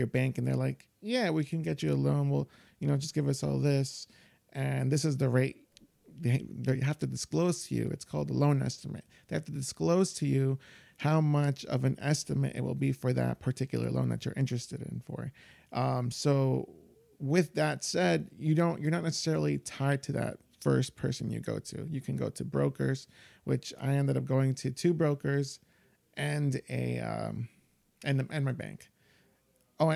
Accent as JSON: {"language": "English", "town": "Yonkers", "region": "New York", "country": "United States", "tie": "born or raised there", "said": "I grew up in Yonkers, but like with like a single mom"}